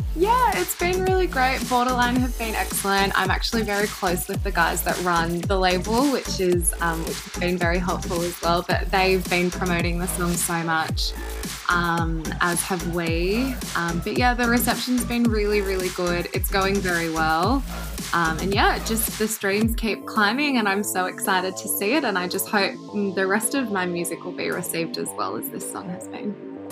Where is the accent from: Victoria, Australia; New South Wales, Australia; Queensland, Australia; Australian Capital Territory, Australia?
New South Wales, Australia; Sydney; I'm from Sydney, Australia